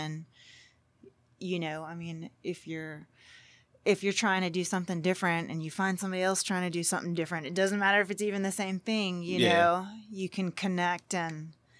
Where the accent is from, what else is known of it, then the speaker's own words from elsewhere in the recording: Groves, Texas, United States; I am. I'm from Groves.